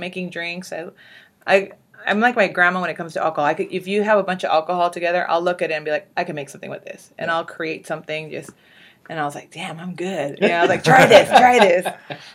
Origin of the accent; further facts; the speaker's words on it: Whittier, California, United States; I grew up in Whittier. I lived in Whittier since I was 5